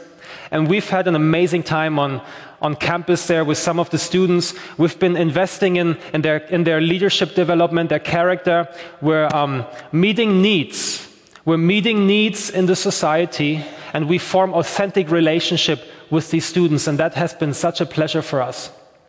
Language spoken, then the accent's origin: English; Germany; now in Belfast, United Kingdom; I'm from Germany. I'm 32 years old.